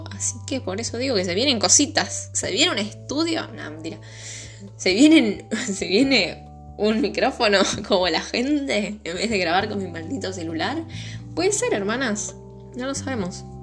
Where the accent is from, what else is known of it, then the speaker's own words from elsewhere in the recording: Buenos Aires, Argentina; Es porque soy porteño, ¿no?